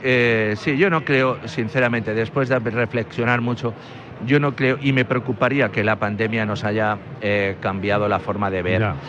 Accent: Spain; somos españoles

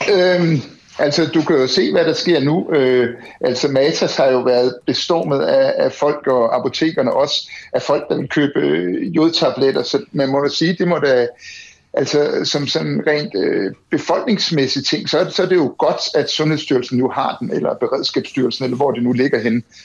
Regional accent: Denmark

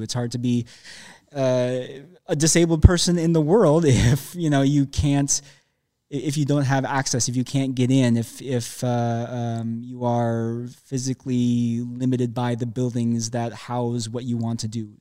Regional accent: Minneapolis, Minnesota, United States; now in Chicago, United States; I'm from Minneapolis

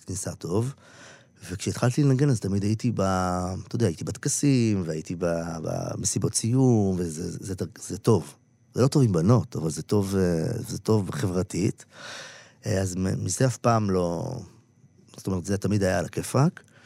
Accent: Israel; now in Tel Aviv, Israel; הילדות שלי בקיבוץ

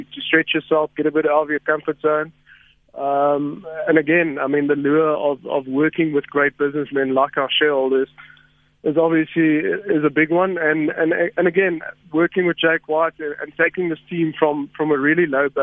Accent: Somerset East, Eastern Cape, South Africa; moved away as an adult; also born or lived in Stellenbosch; now in Johannesburg, South Africa; I grew up in the Eastern Cape, all of my schooling, and then moved to Stellenbosch and came up to Joburg

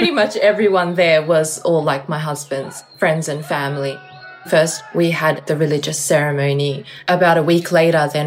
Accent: Melbourne, Victoria, Australia; I'm an Uyghur who was born and raised in Melbourne, Australia

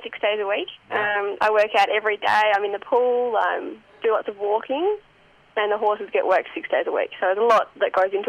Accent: Tasmania, Australia; I'm from Tassie.

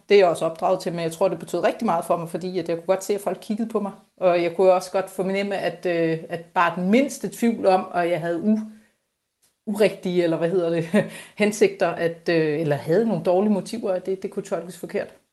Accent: Bornholm, Capital Region of Denmark, Denmark; jeg er Bornholmer, elsker Bornholm, det er det fedeste sted at bo

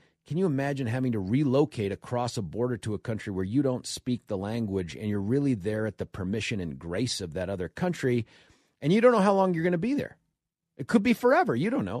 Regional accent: United States; Especially as an American

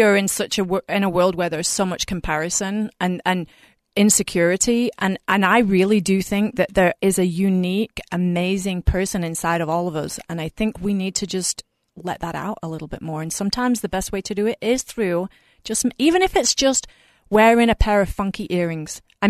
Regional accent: England, United Kingdom; moved away as an adult; So I moved from England about 20 years ago, and I did because I had family over here

